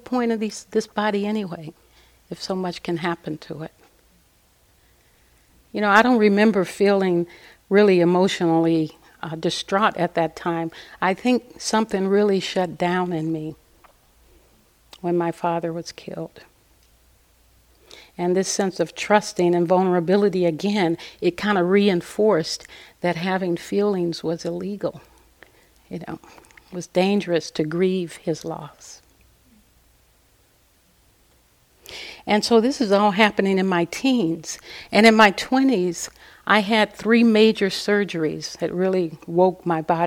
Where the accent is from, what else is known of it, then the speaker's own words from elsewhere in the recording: Los Angeles, California, United States; moved away as an adult; also born or lived in Pasadena, California / Altadena, California / Santa Cruz, California; I was raised in South Central Los Angeles.